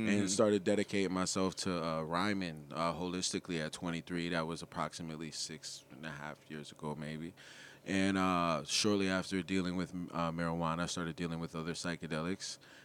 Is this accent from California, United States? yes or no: no; New Haven, Connecticut, United States; I grew up in the Hill, Howard and Spring area in New Haven, Connecticut.